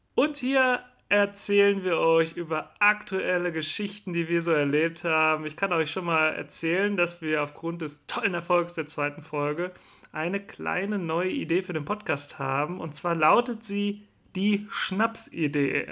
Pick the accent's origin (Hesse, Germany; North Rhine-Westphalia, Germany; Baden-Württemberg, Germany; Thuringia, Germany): North Rhine-Westphalia, Germany; Cologne; Ich bin ja ein Kölsche Jung